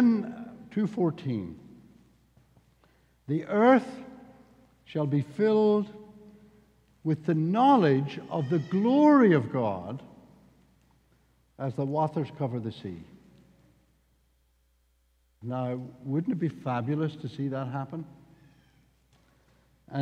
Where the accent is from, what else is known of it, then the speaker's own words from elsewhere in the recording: the south of Northern Ireland, United Kingdom; accent: Irish; I'm from the south of the north of Ireland, and if you get me really cross, my Irish accent will become even stronger than what it is now.